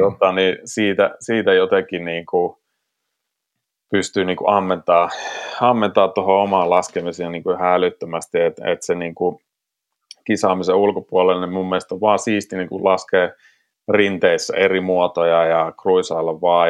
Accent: South Karelia, Finland; born or raised there

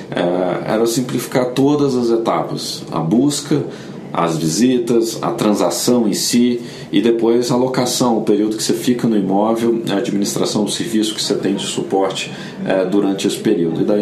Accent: Belo Horizonte, Minas Gerais, Brazil; now in São Paulo, Brazil; Eu vim de BH para São Paulo em 2006 e morei em alguns apartamentos aqui.

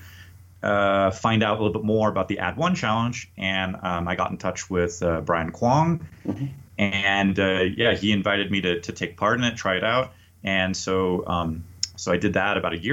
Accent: United States; moved away as an adult; also born or lived in Paris, France; now in Mexico City, Mexico; I'm an American English teacher and language coach

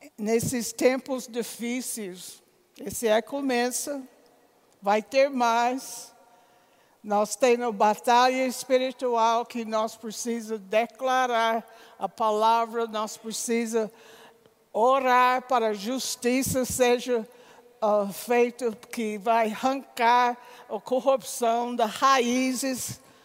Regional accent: United States; Portuguese is a second language; moved away as an adult; now in Campina Grande, Brazil; sendo americano

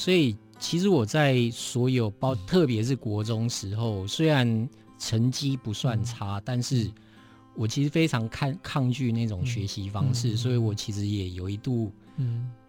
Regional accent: Taipei, Taiwan; 我在台北长大，

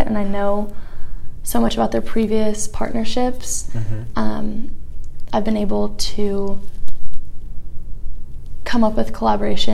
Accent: Los Angeles, California, United States; I'm from Los Angeles, California

